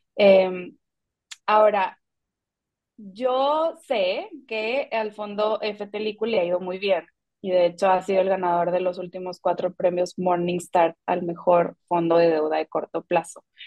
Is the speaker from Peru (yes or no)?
no; Mexico; siendo mexicanos